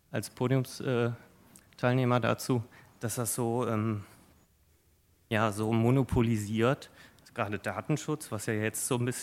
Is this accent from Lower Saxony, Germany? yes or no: no; Odenthal, North Rhine-Westphalia, Germany; ich komme aus Odenthal.